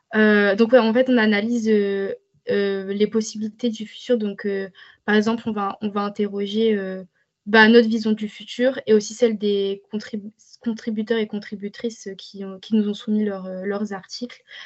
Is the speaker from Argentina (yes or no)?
no; France; en tant que française